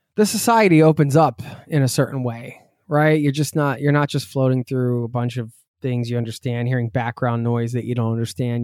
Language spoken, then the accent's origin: English; East Coast, United States; I'm from the East Coast